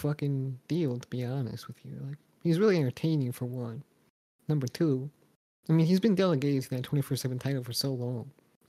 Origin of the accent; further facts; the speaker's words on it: New York, United States; now in Florida, United States; I live two places. That's true. And I'm from New York